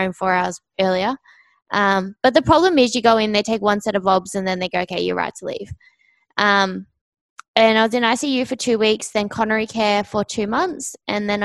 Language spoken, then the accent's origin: English; Australia; I'm from Australia, down south. So when you guys said my accent was deep, it's not. If you go up north, that's where it gets a lot deeper